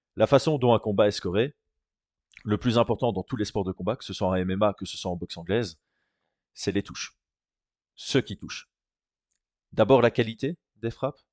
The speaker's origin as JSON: {"language": "French", "country": "Belgium", "said": "en tant que Belge."}